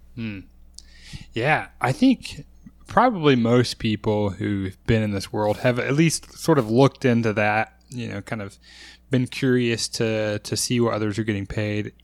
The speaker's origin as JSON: {"language": "English", "region": "Texas", "country": "United States", "said": "as a Texan"}